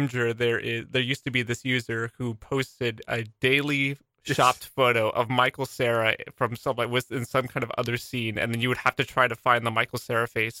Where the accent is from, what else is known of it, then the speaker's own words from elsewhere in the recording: Canada; I'm Canadian.